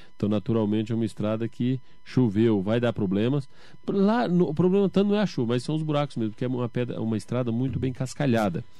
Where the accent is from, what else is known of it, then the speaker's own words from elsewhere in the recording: Salesópolis, São Paulo, Brazil; also born or lived in Bahia; Eu nasci na Bahia com 7 anos de idade, aí vim para Salesópolis. E aí, morando no Ribeirão do Pote, lá fazia de tudo